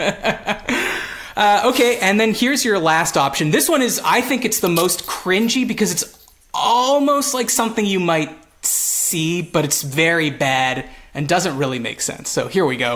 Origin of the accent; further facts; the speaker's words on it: Toronto, Ontario, Canada; we're from Toronto